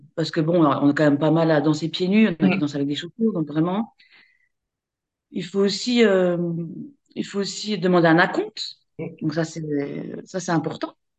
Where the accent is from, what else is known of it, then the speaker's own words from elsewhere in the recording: Besançon, Bourgogne-Franche-Comté, France; je suis de Besançon, donc euh, je suis en Franche-Comté, c'est dans, dans, l'est de la France